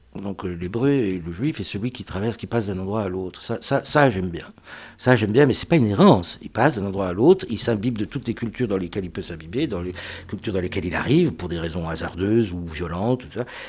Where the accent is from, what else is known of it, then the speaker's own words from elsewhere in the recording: France; Je suis français